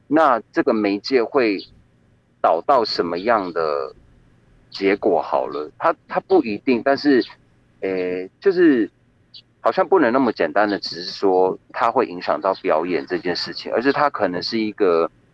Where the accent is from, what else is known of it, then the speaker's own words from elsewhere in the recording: Taiwan; 像我自己是在，就是在跑文组的部落长大的嘛